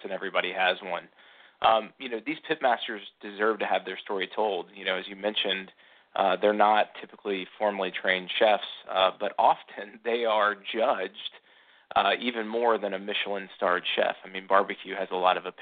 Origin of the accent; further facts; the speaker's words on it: the South, United States; being born and raised in the South